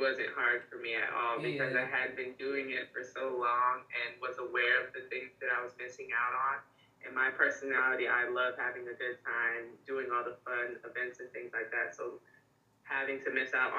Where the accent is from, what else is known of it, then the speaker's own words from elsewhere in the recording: Charlotte, North Carolina, United States; also born or lived in Beaufort, South Carolina; I'm from Charlotte, North Carolina. I was born in Beaufort, South Carolina, but my dad was in the military, so we moved around a lot before we finally kind of settled in Charlotte